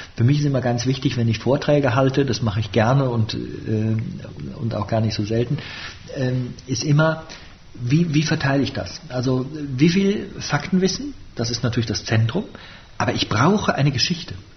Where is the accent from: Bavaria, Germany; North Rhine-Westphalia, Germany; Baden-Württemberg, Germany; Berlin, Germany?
North Rhine-Westphalia, Germany; Bonn; ich bin im Rheinland geboren, ich bin in Bonn geboren und ich bin auch ein Rheinländer